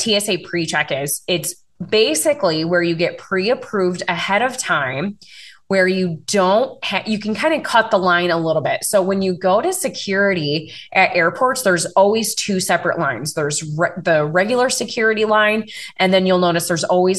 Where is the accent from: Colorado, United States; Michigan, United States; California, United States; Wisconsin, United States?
Wisconsin, United States; I'm from Wisconsin.